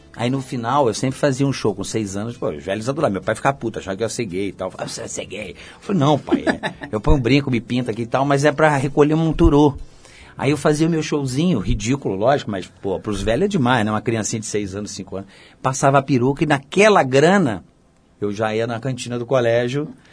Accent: São Gonçalo, Rio de Janeiro, Brazil; moved away as an adult; also born or lived in Niterói; now in São Paulo, Brazil; eu sou niteroense criado em São Gonçalo

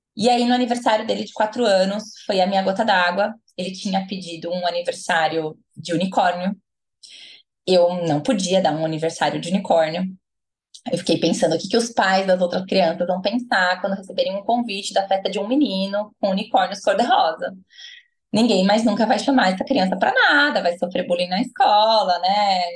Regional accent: Americana, São Paulo, Brazil; moved away as an adult; also born or lived in Paraná; now in Campinas, Brazil; Nascida e criada em Americana, interior de São Paulo, mas morei os últimos 10 anos no Paraná

